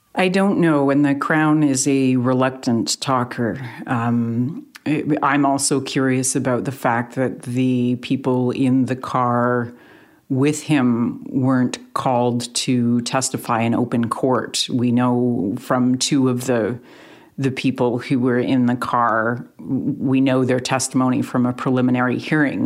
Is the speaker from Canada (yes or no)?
yes; Canada; Canadians as to Canadian journalists